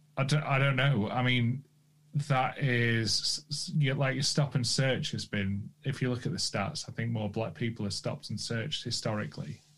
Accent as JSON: {"language": "English", "country": "United Kingdom", "said": "I'm British"}